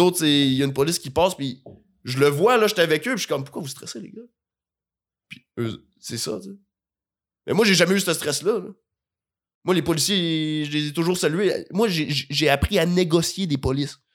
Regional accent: Rimouski, Quebec, Canada; now in Montreal, Canada; j'ai grandi à Rimouski, mais dans une famille gaspésienne

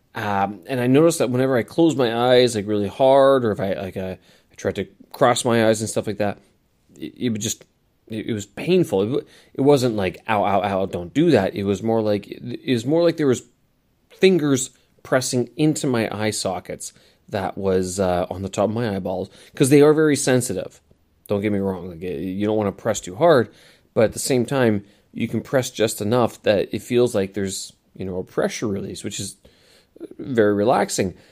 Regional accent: Manitoba, Canada; in my hometown, you know, prairies of Manitoba Prairies of Canada

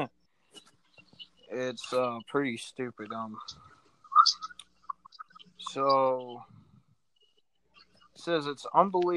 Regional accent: United States; as an American

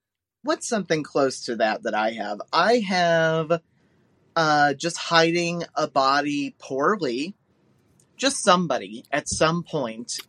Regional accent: Ohio, United States; We grew up in Ohio.

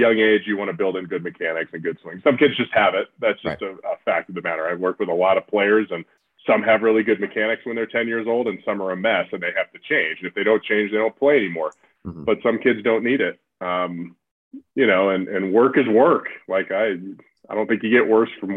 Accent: San Diego, California, United States; we're all from San Diego

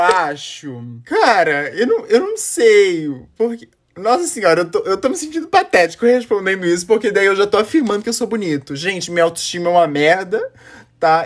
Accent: Florianópolis, Santa Catarina, Brazil; eu sou de Floripa, Santa Catarina

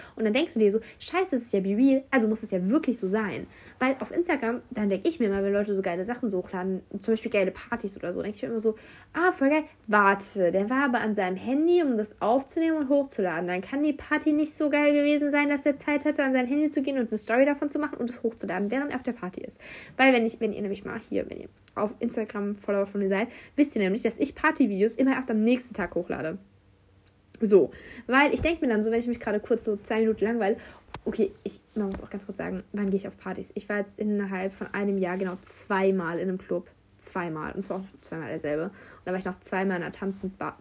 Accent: Germany; first language German; moved away as an adult; now in France; Deutsch ist meine Muttersprache

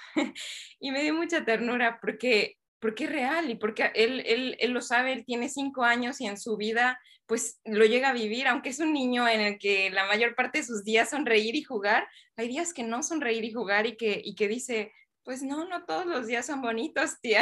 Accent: Mexico; la sociedad donde yo crecí, pues es en México

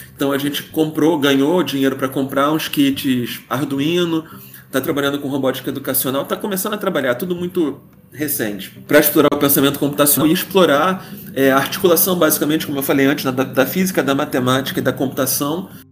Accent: Rio de Janeiro, Brazil; cresci no Rio de Janeiro

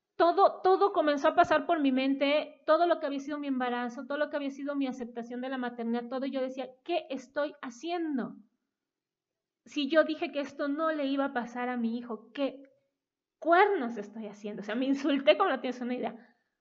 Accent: Coatepec, Veracruz, Mexico; moved away as an adult; also born or lived in Mexico City; Regresamos a la tierra familiar, porque yo nací en Coatepec

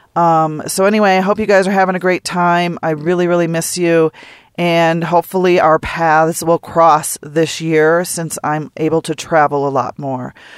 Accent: North Dakota and Minnesota, United States; now in Del Norte, Colorado, United States; where I grew up in North Dakota and Minnesota

